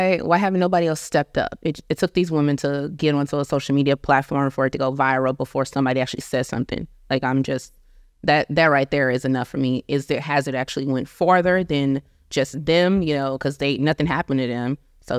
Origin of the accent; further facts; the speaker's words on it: St. Louis, Missouri, United States; also born or lived in Long Beach; now in Texas, United States; I live in Texas, but I'm from St. Louis in Long Beach.